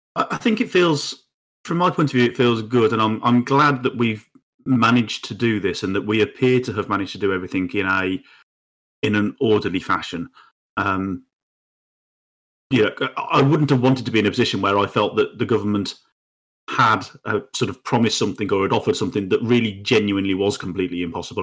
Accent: United Kingdom; we as the British people or as, as the U K

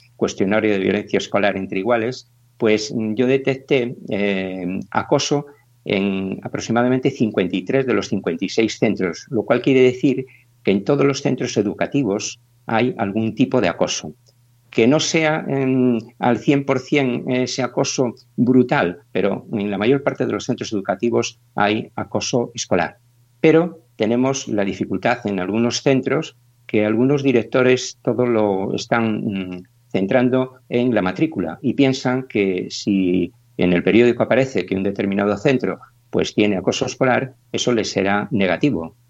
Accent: Cantabria, Spain; moved away as an adult; now in Galicia, Spain; yo soy de Cantabria, pues llevo aquí ya más de 30 años

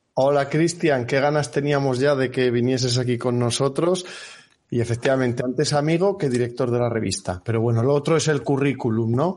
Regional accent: Salamanca, Castile and León, Spain; moved away as an adult; now in Bilbao, Spain; mi tierra en Salamanca

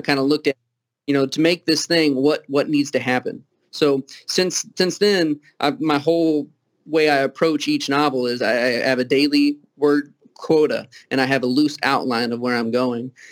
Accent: Kentucky, United States; accent: Southern; also born or lived in Toledo, Ohio; Being from Kentucky

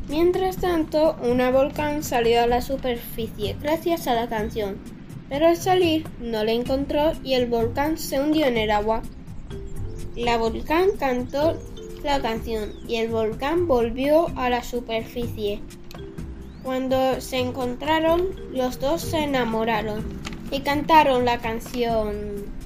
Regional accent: Parla, Community of Madrid, Spain; Tengo nueve años. Soy de Parla, España

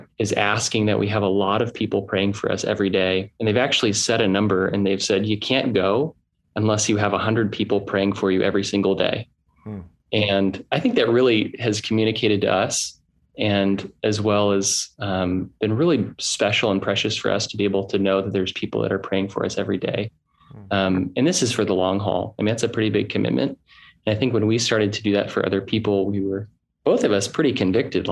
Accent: Southern California, United States; Southern Californian raised

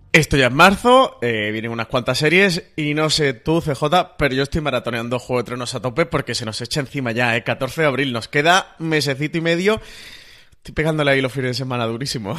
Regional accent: Spain

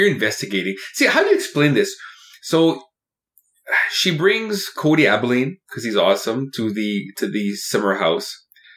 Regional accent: Canada; I'm Canadian

